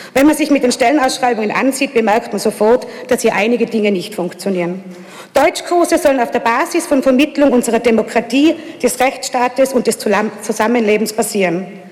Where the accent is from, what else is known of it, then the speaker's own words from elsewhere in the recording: Innsbruck, Tyrol, Austria; in meiner Heimatstadt